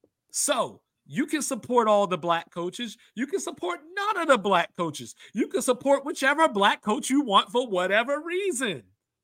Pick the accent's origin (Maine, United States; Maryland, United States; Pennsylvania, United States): Maryland, United States; my Maryland Terps, my hometown team